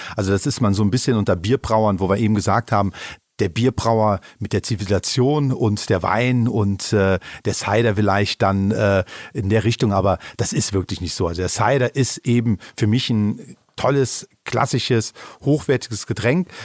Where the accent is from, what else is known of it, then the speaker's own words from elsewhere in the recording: Eifel, Germany; hier bei uns in der Eifel